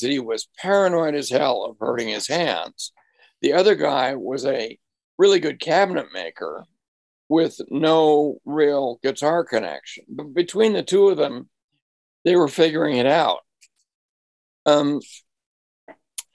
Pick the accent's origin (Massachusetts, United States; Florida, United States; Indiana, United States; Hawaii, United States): Massachusetts, United States; Marblehead; moved away; my hometown of Marblehead, Massachusetts